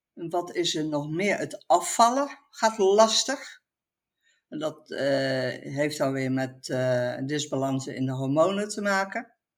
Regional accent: Dordrecht, South Holland, Netherlands; now in Etten-Leur, Netherlands; Ik kom oorspronkelijk uit het Westen, uit Dordrecht

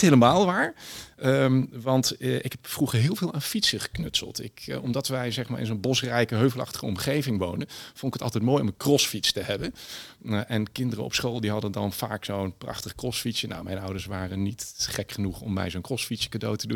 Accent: Berg en Dal, Gelderland, Netherlands; ik ben opgegroeid in een eh, prachtig bosrijke omgeving in het dorpje Bergendal bij, eh, bij Nijmegen.

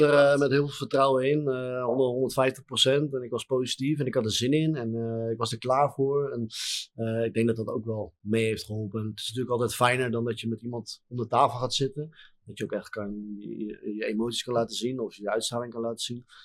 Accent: Harderwijk, Gelderland, Netherlands; in Harderwijk, mijn woonplaats, eh, mijn geboortestad.

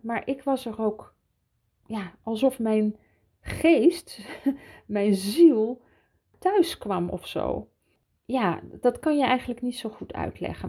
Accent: Switzerland; also born or lived in Utrecht, Netherlands; ik daar ben grootgebracht. Ik herinner mij nog mijn eerste dagen in Zwitserland

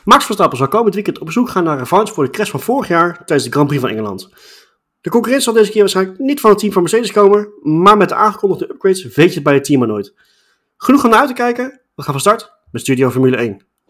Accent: Netherlands; ons als Nederlanders

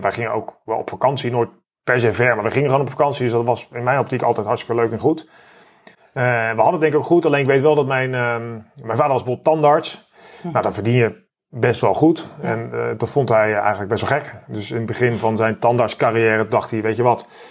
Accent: Netherlands

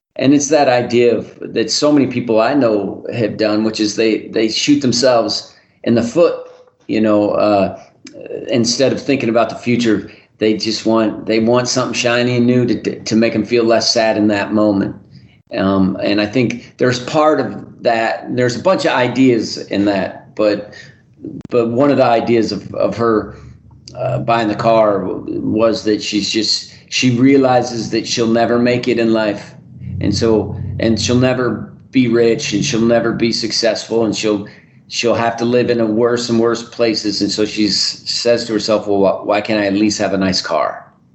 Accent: Reno, Nevada, United States; my hometown of Reno

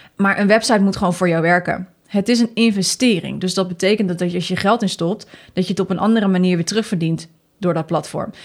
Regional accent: Netherlands; Wij zijn Nederlanders

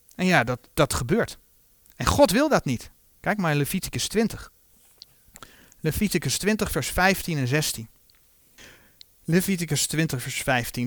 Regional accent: Netherlands; zo zijn wij Nederlanders

